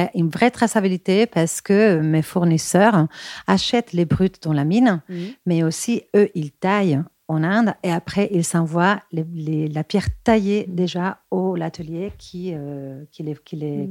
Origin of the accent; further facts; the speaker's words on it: Bilbao, Basque Country, Spain; French is a second language; moved away as an adult; now in Paris, France; je suis espagnole de Bilbao. Mais bon, je suis aussi parisienne car, car j'habite à Paris depuis. Euh, euh, presque 17 ans